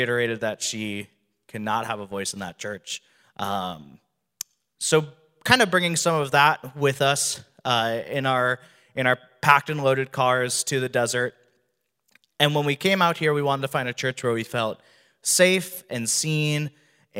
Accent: Wisconsin, United States; moved away as an adult; now in Phoenix, United States; I'm from Wisconsin originally.

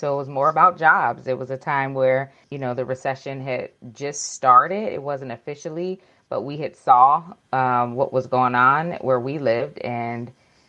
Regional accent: Youngstown, Ohio, United States; moved away as an adult; now in Washington, D.C., United States; I am originally from Youngstown, Ohio, and we call it the Yo. I was born and raised in Youngstown, Ohio.

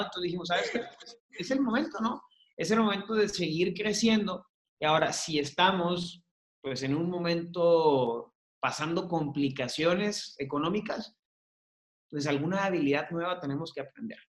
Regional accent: Hermosillo, Sonora, Mexico; yo soy de Hermosillo

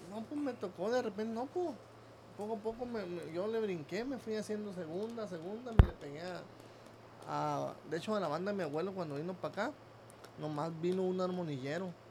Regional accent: Rosa Morada, Nayarit, Mexico; pero en realidad yo soy de ahí de Rosa Morada, Nayarit se llama

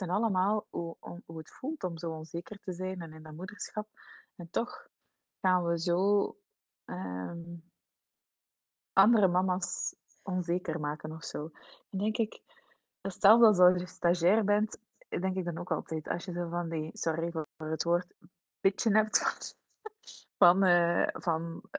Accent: Switzerland; born there; Zij heeft met mij en mijn broer, wij zijn in Zwitserland geboren.

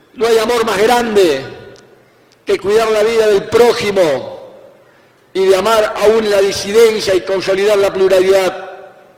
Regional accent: Argentina; soy un argentino

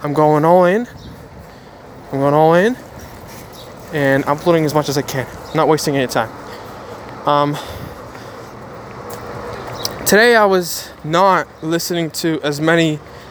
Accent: Ukraine; I'm from Ukraine

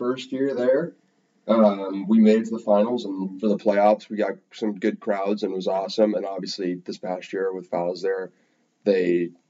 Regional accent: East Coast, United States; also born or lived in Danville, California, United States; Danville's a city. Town, I should say, right outside San Francisco. I was born there. I lived there for about 6 years, and then family moved to the East Coast.

